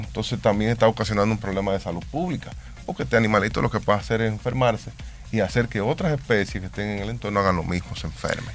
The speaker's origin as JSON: {"language": "Spanish", "country": "Dominican Republic"}